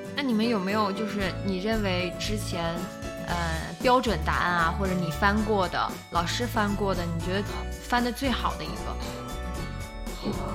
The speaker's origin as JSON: {"language": "Chinese", "region": "Northeast China", "country": "China", "also_born_or_lived": "Tianjin", "accent": "Northeastern (Dongbei)", "said": "我现在东北口音太重了"}